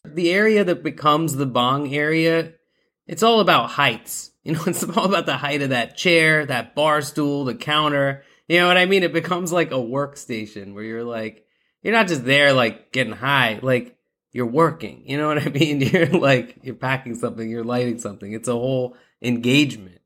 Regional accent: Pakistan; I'm I'm Pakistani. That's definitely been uh, you know within my culture uh, since childhood.

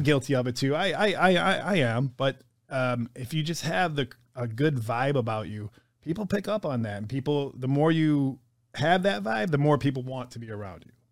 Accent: Detroit, Michigan, United States; I grew up in Detroit

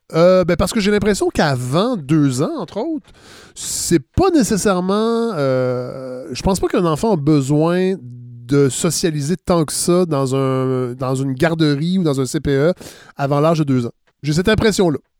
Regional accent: Saint-Hyacinthe area, Quebec, Canada; tout près de Saint-Hyacinthe, euh, idéalement, j'aimerais bien ça. Moi, ma région natale

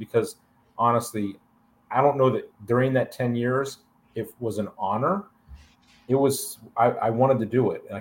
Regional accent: Alliance, Ohio, United States; also born or lived in Enterprise, Alabama; I made the decision to move back to my hometown of Alliance, Ohio

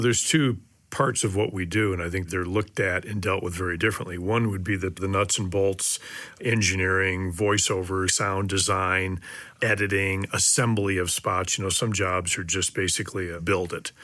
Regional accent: Detroit, Michigan, United States; moved away; I'm originally from Detroit, Michigan, and moved out here in the early 70s

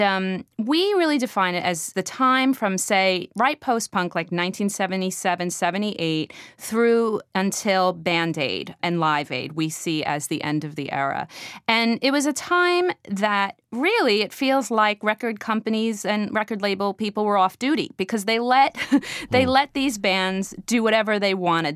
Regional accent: Weehawken, New Jersey, United States; Growing up in Weehawken, New Jersey

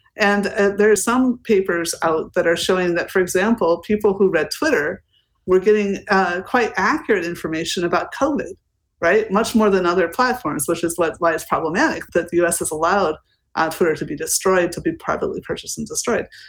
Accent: United States; now in Berlin, Germany; I also see this as an American citizen with also British citizenship, which I took in order to have E U citizenship, sitting in Berlin

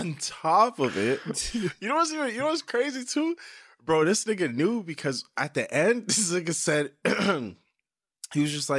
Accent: Canada; I'm Canadian

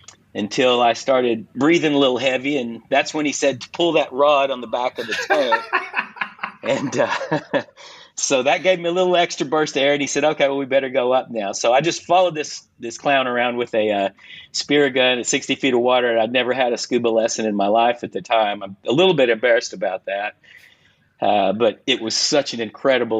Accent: Southern United States, United States; I grew up in the Southern United States in a public swimming pool

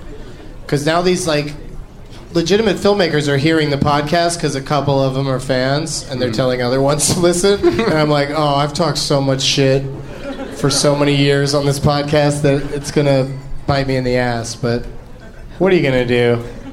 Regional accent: Austin, Texas, United States; now in California, United States; I'm 31. I'm from Austin, Texas.

